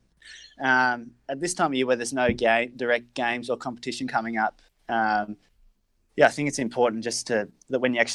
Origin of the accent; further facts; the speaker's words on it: Melbourne, Victoria, Australia; I was born in Melbourne